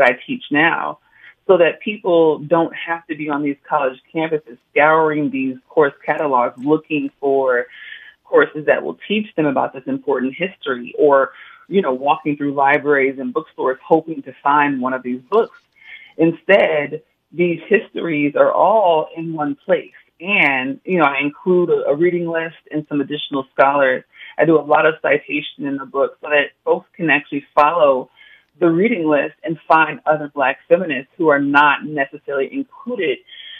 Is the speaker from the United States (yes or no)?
yes; Oakland, California, United States; My family could only do as much as they could growing up in Oakland